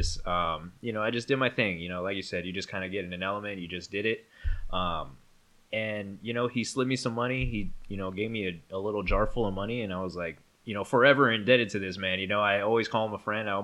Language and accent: English; Northern California, United States; also born or lived in Arizona; now in Los Angeles, United States; I'm originally from Northern California, moved to Arizona and also back to California